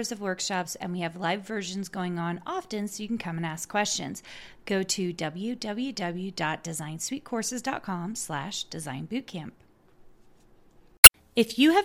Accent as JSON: {"language": "English", "town": "Clarksville", "region": "Tennessee", "country": "United States", "tie": "born or raised there", "said": "I grew up in Clarksville, Tennessee"}